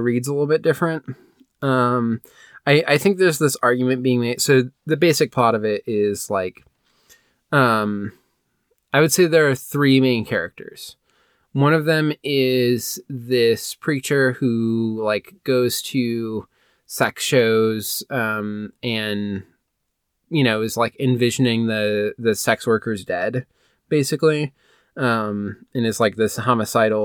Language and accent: English; Midwest, United States; My family's from, like Europe, and I grew up in the Midwest.